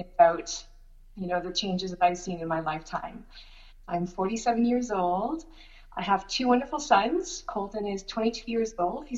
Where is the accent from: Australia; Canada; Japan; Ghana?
Canada; Shediac, New Brunswick; also born or lived in Montreal, Quebec; I was born in Montreal, but I grew up in Shediac, New Brunswick.